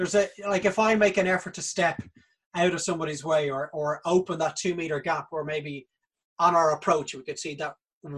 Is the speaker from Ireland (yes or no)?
yes; Dublin, County Dublin, Ireland; we grew up in Castleknock